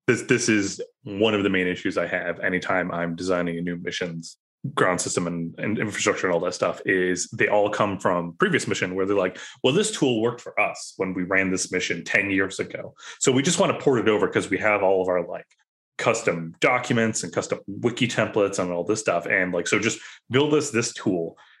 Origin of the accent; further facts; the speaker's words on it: Ireland; I'm Irish, so I'm very stubborn.